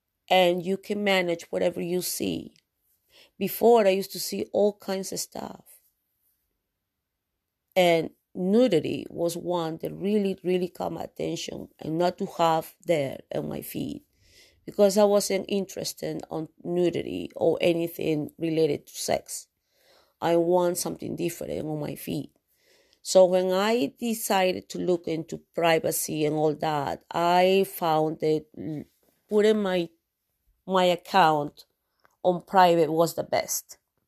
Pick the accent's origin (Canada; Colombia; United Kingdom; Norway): Canada; Yes, because I'm a Canadian broadcaster.